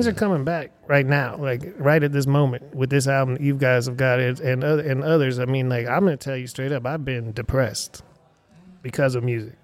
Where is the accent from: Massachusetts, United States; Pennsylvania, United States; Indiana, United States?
Pennsylvania, United States; Erie; now in Austin, United States; my hometown is Erie, Pennsylvania.